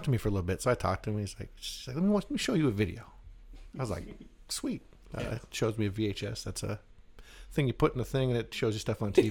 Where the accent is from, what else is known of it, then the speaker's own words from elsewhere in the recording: United States; moved away as an adult; also born or lived in Alaska / Washington; now in Arizona, United States; I'm from the Northwest, Alaska, Washington State.